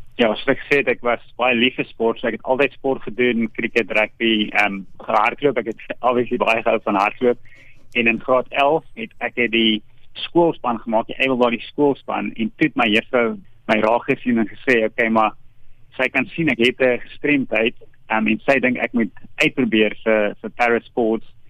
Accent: Virginia, Free State, South Africa; ek is gebore in Virginia in die Vrystaat

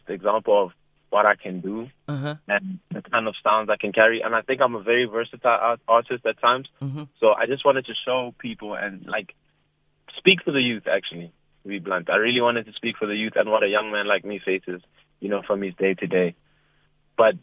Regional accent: Pretoria, Gauteng, South Africa; I'm a boy from Pretoria

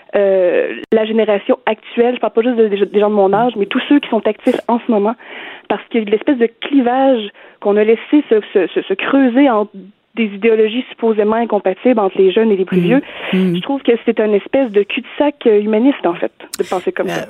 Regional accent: Beauce, Quebec, Canada; now in Montreal, Canada; J'habite à Montréal, mais moi, je suis Beauceronne

